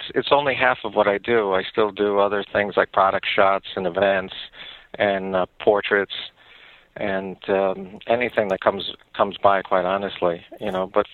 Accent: New York City, New York, United States; also born or lived in Long Island; I'm Italian from Brooklyn

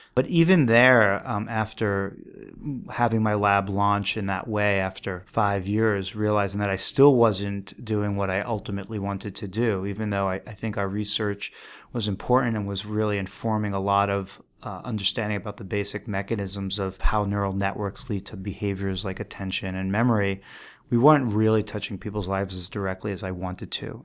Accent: New York City, New York, United States; I grew up on the East Coast. I grew up in New York City

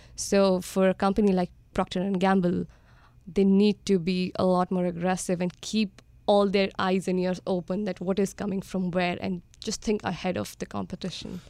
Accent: India; born and brought up in India

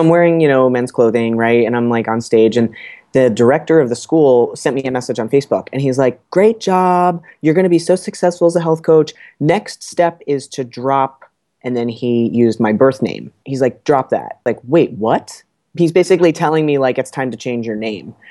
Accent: New Jersey, United States; moved away as an adult; also born or lived in Boston; I'm from New Jersey

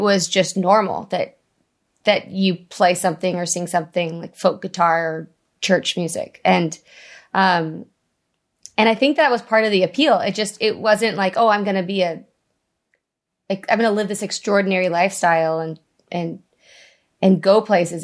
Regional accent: Vista, California, United States; I grew up in North County, San Diego, in, uh, Vista

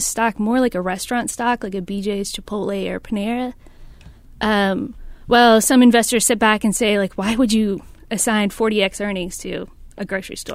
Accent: South Carolina, United States; I'm from South Carolina

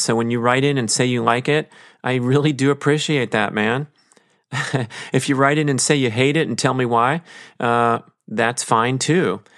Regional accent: Los Angeles, California, United States; my background as a human growing up in Los Angeles

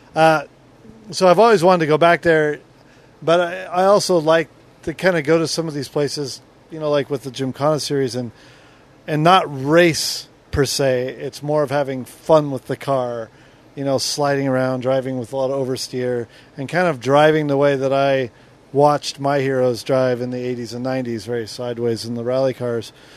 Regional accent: Southern California, United States; I grew up in Southern California

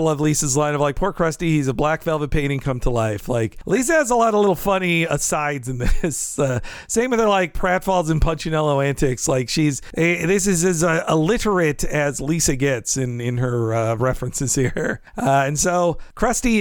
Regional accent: the South, United States; I grew up in the South

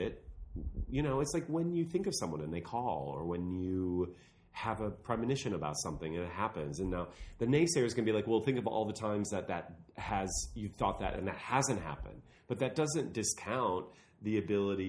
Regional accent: near South Bend, Indiana, United States; moved away; I grew up near South Bend.

